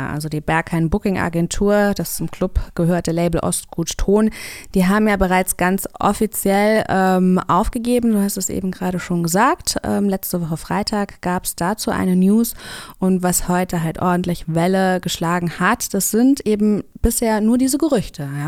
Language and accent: German; Kassel, Hesse, Germany; now in Berlin, Germany; Ich bin ja aus Kassel zugezogen.